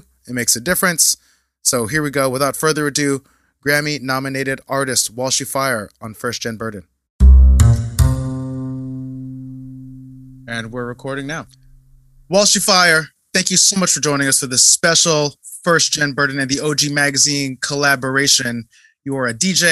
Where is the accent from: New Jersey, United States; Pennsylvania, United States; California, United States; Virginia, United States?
New Jersey, United States; also born or lived in Brooklyn; I was born in Jersey